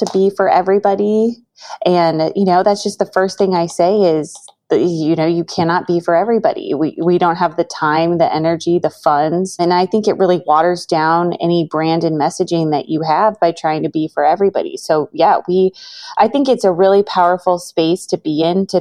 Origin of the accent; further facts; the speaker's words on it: Missouri, United States; also born or lived in Chicago; moved back to my hometown in Missouri